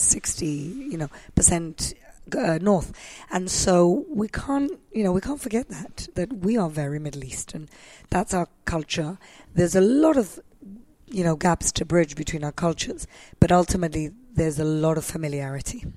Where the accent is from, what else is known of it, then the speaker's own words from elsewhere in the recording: Gibraltar; moved away; I grew up in Gibraltar, which is, you know, southern Mediterranean country. It's a British colony.